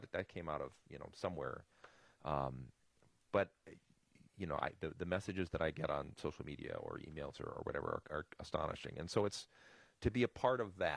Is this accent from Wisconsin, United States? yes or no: yes; Milwaukee, Wisconsin, United States; I grew up in Milwaukee.